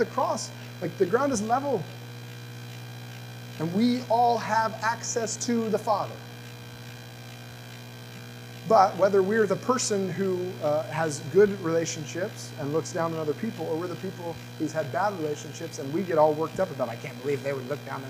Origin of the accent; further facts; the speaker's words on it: the South, United States; When I was growing up in the South